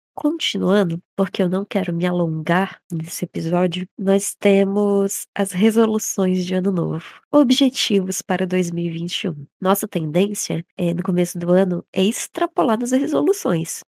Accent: Brazil; sendo brasileiro

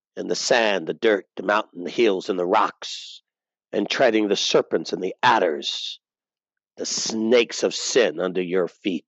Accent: United States; us as American conservative Christians

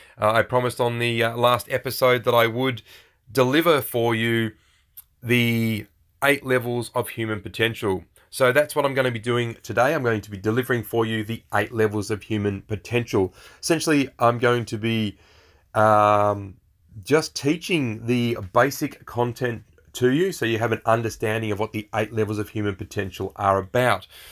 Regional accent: Australia; We're Aussie blokes, we're dads, and we're entrepreneurs

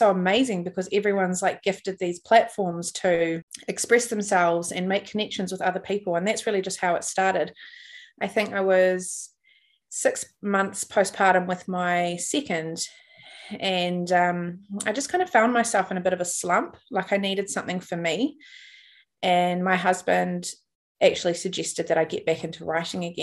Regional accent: New Zealand; I'm from New Zealand

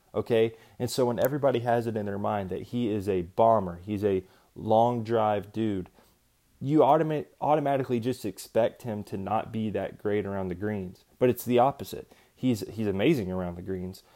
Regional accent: East Coast, United States; growing up on the East Coast

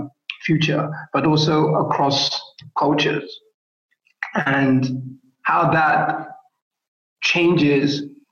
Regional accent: Lagos, Nigeria; oh, I'm Nigerian, therefore, like how I'm responding to this question only has to be about the context of living in Lagos Island and having some sort of historical tie to that place

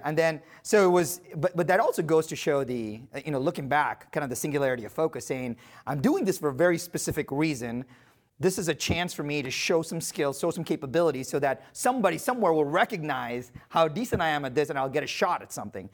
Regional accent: India; I was born in India to very humble parents and with very humble roots.

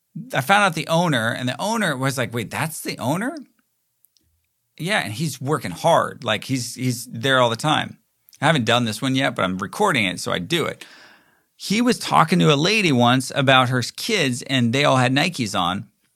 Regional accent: Toronto, Ontario, Canada; But then again, growing up in Toronto, you don't actually ever think like maybe if it's the Maple Leafs

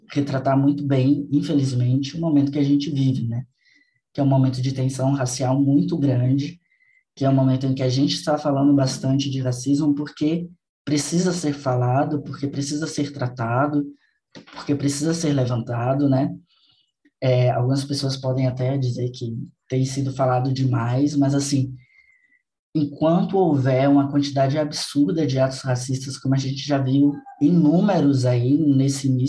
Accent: Salvador, Bahia, Brazil; Eu sou baiano, eu sou de Salvador

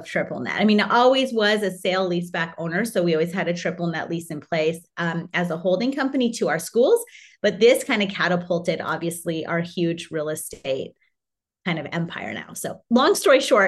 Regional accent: Canada; My husband's Hawaiian, I'm Canadian, the kids are dual.

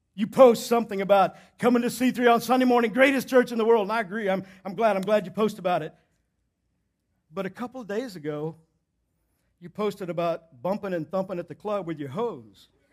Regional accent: Southeast Texas, United States; I grew up in Southeast Texas

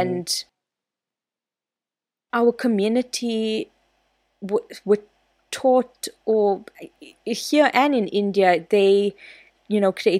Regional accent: South Africa; I identify like fully as South African, but I'm trying to embrace my Indian side as I get older.

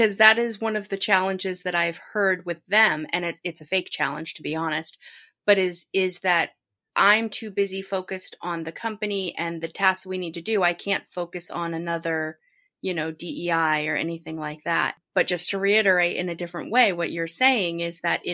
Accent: New Hampshire, United States; I grew up in New Hampshire, a very small, very white state

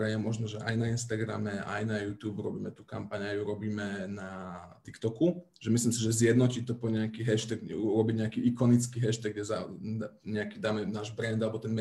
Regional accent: Slovakia; potom, že už sme Slováci, to už ten algoritmus sám vie, z aké krajiny sme to postovali

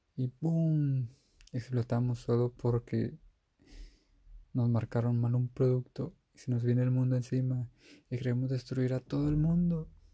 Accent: Mexico; Yo soy de México

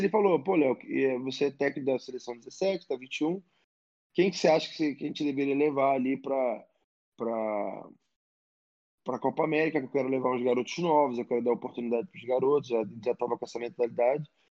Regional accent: Rio de Janeiro, Brazil; eu sou um cara nascido e criado em Botafogo no bairro, né? Eu morava muito perto do clube.

